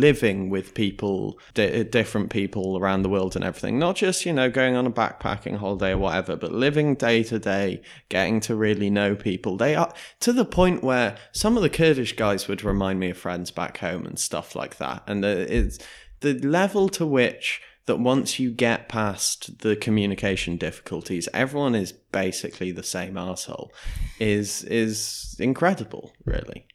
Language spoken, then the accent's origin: English; Wales, United Kingdom; as a Welsh person